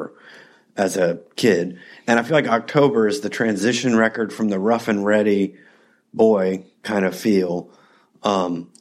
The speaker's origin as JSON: {"language": "English", "region": "Tennessee", "country": "United States", "tie": "born or raised there", "said": "my home state of Tennessee."}